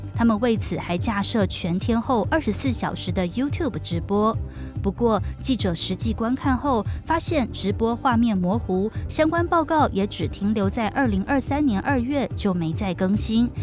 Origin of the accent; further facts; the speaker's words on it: Taiwan; 我们台湾人要生小孩